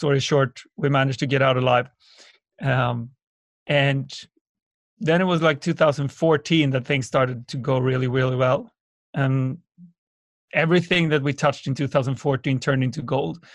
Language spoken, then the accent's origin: English; Sweden; born or raised there